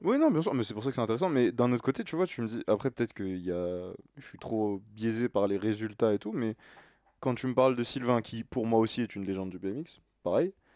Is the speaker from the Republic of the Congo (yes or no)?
no; France; je suis français